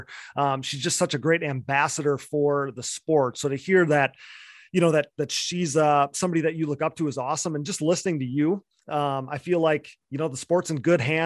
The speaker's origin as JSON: {"language": "English", "region": "Wisconsin", "country": "United States", "said": "I'm from Wisconsin."}